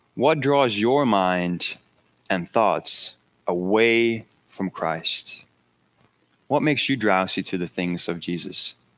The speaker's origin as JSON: {"language": "English", "country": "Denmark", "moved": "yes", "said": "I'm from Denmark"}